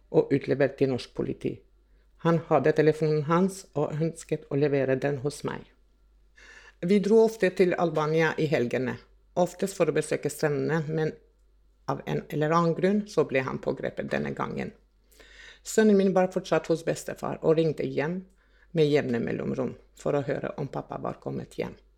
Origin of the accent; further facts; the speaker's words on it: Kosovo; now in Norway; Jeg er opprinnelig fra Kosovo